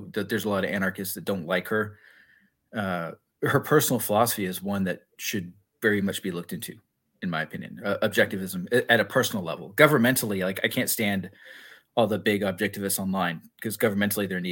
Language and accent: English; Corpus Christi, Texas, United States; moved away as an adult; I was born in Corpus Christi, Texas, born and raised for 18 years.